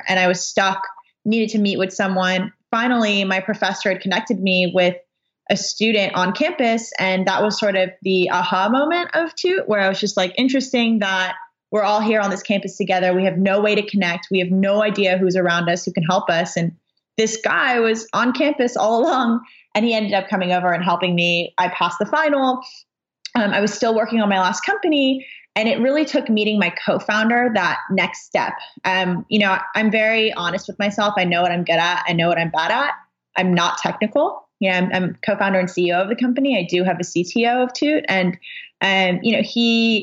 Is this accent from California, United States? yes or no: yes; Los Angeles, California, United States; born and raised in Los Angeles